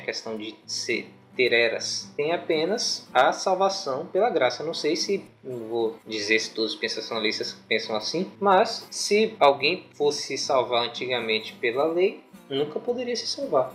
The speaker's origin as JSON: {"language": "Portuguese", "area": "Guaí", "region": "Bahia", "country": "Brazil", "lives_now": "Itabuna, Brazil", "said": "Eu moro em Itabuna, Bahia, sou de Guaí, uma cidadezinha."}